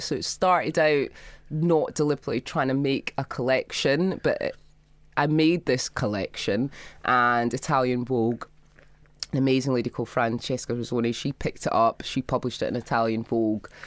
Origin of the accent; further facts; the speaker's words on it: Scotland, United Kingdom; I grew up in Scotland.